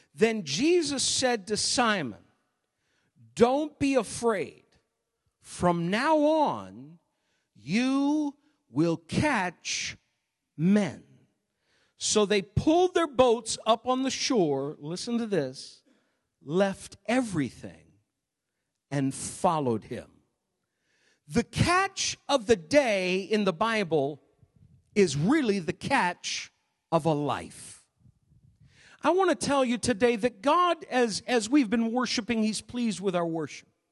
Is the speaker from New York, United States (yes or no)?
no; Maine, United States; moved away; Growing up in Maine